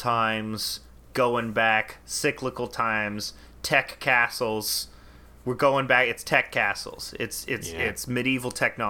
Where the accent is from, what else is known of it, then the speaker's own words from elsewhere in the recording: Boston, Massachusetts, United States; And I'm from Boston.